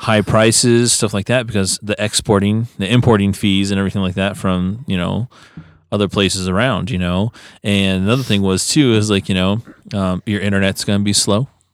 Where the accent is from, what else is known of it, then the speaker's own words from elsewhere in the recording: United States; being an American